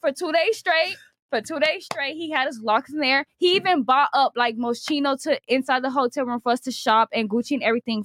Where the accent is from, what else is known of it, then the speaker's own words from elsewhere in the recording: Miami, Florida, United States; I'm from Miami